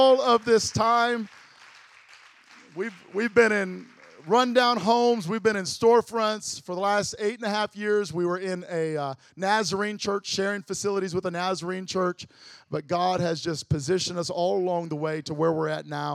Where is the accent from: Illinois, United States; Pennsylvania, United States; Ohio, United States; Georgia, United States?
Illinois, United States; Lansing; I did not grow up in just the hood. I grew up in Lansing, Illinois